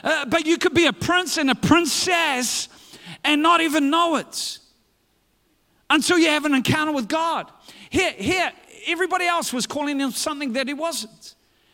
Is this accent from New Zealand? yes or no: yes; New Zealand